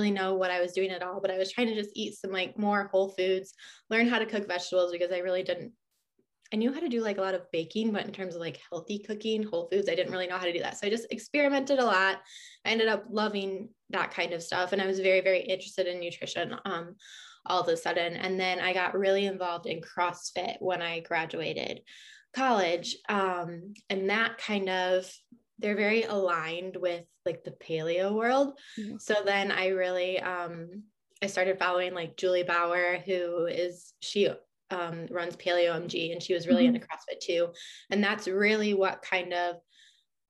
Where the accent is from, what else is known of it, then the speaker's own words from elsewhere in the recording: Michigan, United States; I've grown up in Michigan. I grew up on a farm and I've kind of just been here my whole life